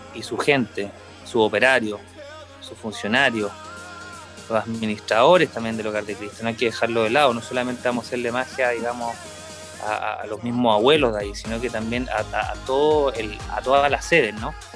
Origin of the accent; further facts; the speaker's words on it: Chile; como artista chileno en 20 años en el mundo de la magia